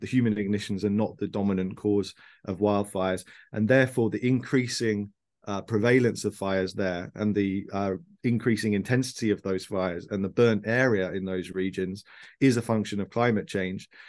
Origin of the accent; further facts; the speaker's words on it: Birmingham, West Midlands, United Kingdom; moved away as an adult; also born or lived in Sheffield; now in London, United Kingdom; I was born in Birmingham in the Midlands of the UK.